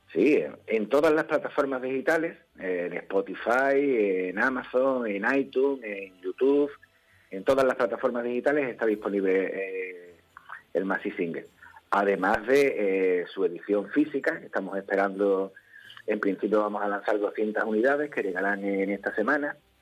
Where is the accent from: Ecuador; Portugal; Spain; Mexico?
Spain; Ceuta; somos músicos aquí de Ceuta ya con muchos años